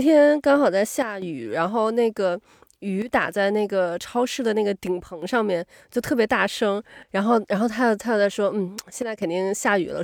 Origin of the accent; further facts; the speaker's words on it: China; moved away; 咱们 从小在中国长大的嘛